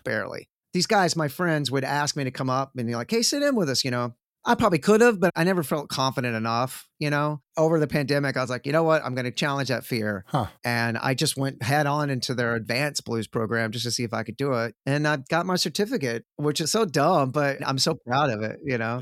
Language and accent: English; Sherman, Texas, United States; now in Austin, United States; born and raised in Texas like I am, I am from a shitty, terrible little shit splat, awful, conservative, racist Republican town